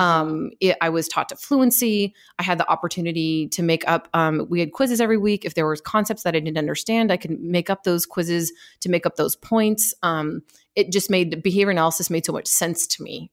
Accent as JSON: {"language": "English", "town": "Seattle", "region": "Washington", "country": "United States", "tie": "born or raised there", "said": "I grew up in Seattle, Washington, uh, and I my parents still live there. I grew up near downtown Seattle"}